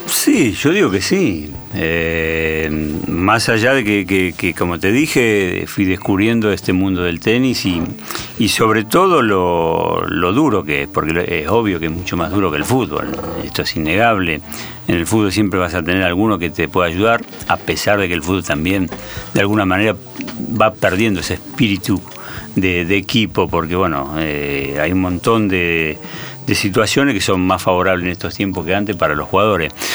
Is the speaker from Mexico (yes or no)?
no; Argentina; nosotros somos, el argentino es deportista